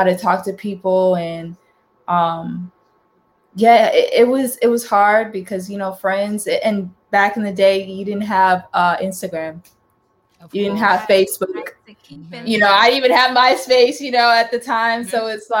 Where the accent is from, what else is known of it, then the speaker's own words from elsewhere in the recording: Houston, Texas, United States; born there; also born or lived in Florida / North Carolina; I lived in Florida, I lived in North Carolina. I was born in Texas. Born in Houston, Texas, but I never really lived in Houston, Texas.